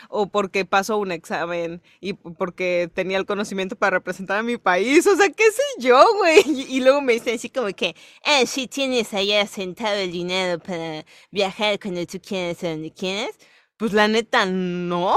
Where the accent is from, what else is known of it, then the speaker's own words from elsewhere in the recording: Yucatán, Mexico; Voy a empezar a fingir un acento, güey, para que piensen que no soy yucateca